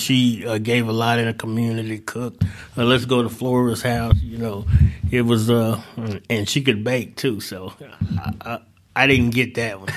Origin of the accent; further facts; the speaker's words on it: St. Louis, Missouri, United States; also born or lived in Delta of Southern Arkansas; now in Northwest Arkansas, United States; I'm originally from Saint Louis, uh, spent a little, uh, time in the Delta of Southern Arkansas, And I came up here to, uh, to actually go to school.